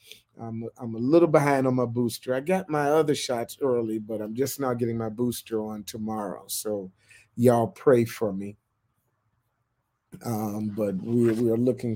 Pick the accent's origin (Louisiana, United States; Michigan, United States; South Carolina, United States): Michigan, United States; moved away as an adult; also born or lived in Florida / Ohio / New York; I was born in Florida, grew up in Michigan, went to Michigan State, lived in Ohio, lived in New York, moved down here